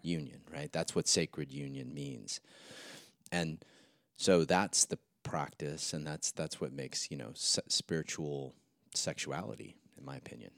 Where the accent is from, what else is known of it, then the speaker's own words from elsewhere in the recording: Santa Monica, California, United States; Saint Jude's, I think, in Santa Monica